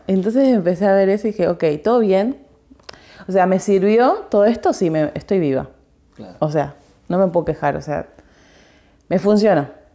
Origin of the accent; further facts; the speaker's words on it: Argentina; soy argentina